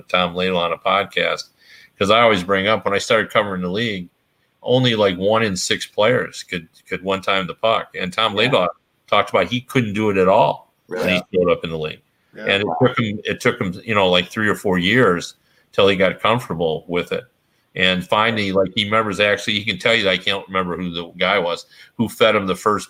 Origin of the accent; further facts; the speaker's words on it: Toronto, Ontario, Canada; I grew up watching in Toronto.